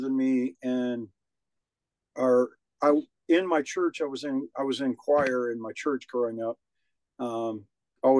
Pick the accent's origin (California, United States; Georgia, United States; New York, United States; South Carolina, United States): Georgia, United States; Savannah; moved away as an adult; also born or lived in Nashville, Tennessee / Atlanta, Georgia; I grew up in Savannah, Georgia